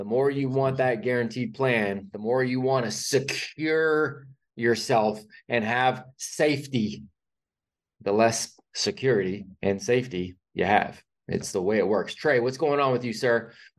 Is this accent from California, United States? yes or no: yes; California, United States; so I grew up in Northern California.